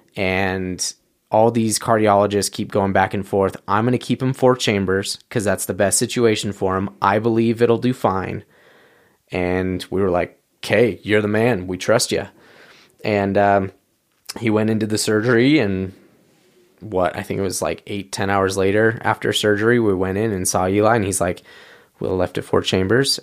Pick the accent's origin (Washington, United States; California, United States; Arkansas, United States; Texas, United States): California, United States; San Diego; moved away as an adult; also born or lived in Orange, California; now in Utah, United States; my family moved down to San Diego when I was about five years old, and that's kind of where I call home, um, more North County